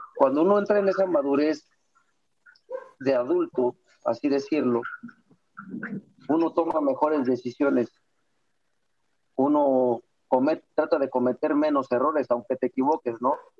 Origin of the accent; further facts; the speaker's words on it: Mexico; now in Guadalajara, Mexico; todos somos mexicanos